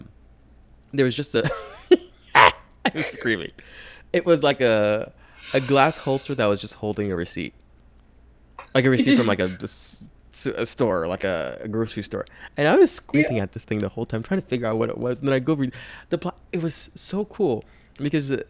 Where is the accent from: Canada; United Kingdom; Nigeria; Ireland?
Nigeria; now in United States; I'm Nigerian.